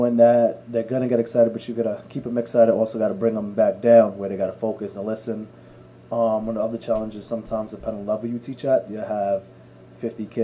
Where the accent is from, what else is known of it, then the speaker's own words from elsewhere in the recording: New York City, New York, United States; I grew up in Brooklyn, grew up in Canarsie